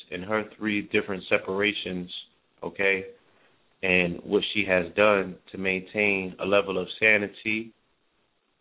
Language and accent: English; New York, United States; moved away; being a New Yorker